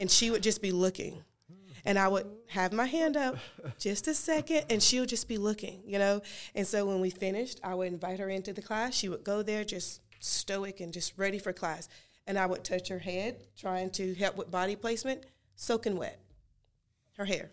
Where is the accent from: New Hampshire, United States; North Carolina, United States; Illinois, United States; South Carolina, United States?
North Carolina, United States; Gastonia; I grew up in Gaston, Gastonia